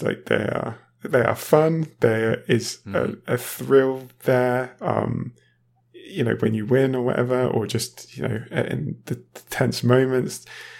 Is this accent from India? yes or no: no; United Kingdom; moved away as an adult; now in Germany; I used to live in the UK, obviously. I am British, yeah.